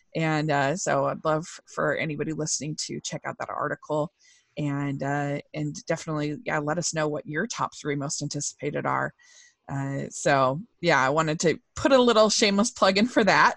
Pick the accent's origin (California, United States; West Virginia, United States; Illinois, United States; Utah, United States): Utah, United States; I'm from Utah, which is very dry